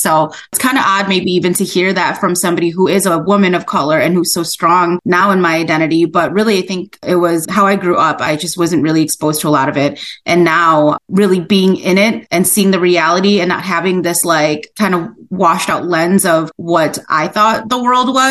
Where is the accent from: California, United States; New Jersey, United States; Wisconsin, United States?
Wisconsin, United States; Wausau; moved away as an adult; now in Eau Claire, United States; born in Wausau, Wisconsin